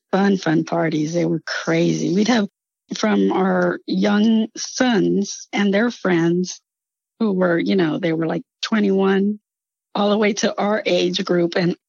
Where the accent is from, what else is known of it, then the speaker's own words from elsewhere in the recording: Laredo, Texas, United States; We grew up in Laredo together.